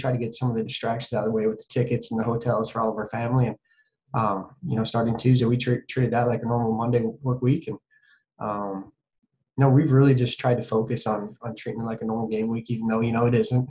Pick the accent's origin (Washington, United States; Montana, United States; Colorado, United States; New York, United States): Montana, United States; Butte; moved away as an adult; my hometown of Butte's given me, the state of Montana's given me. It's I still call Butte home